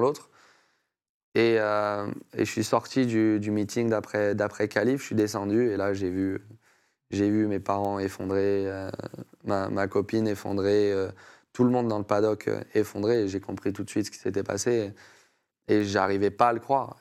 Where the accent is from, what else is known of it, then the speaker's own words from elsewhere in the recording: France; responsabilité aussi que j'avais en tant que Français